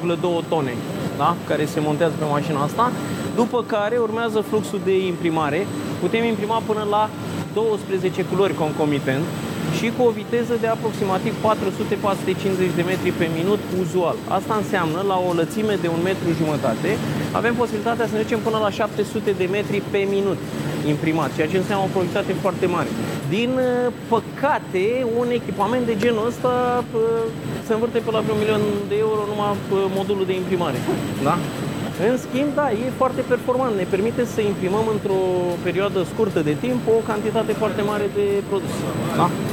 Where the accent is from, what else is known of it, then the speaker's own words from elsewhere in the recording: Brașov area, Brașov County, Romania; moved away as an adult; also born or lived in Craiova, Romania; now in Iași, Romania; Deci eu provin din zona Brașovului, dar m-am născut la Craiova